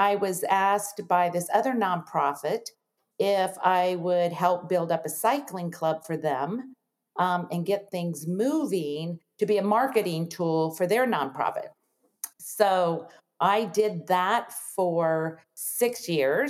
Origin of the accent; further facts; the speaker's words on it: Nebraska, United States; I am from Nebraska, a town of 100 people, and we had 10 kids in my family